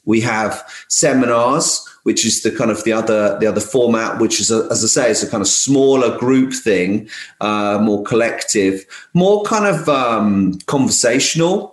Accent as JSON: {"language": "English", "region": "London", "country": "United Kingdom", "tie": "born or raised there", "moved": "yes", "lives_now": "Essex, United Kingdom", "said": "I come from London originally. I'm a bit of a like, London kid really"}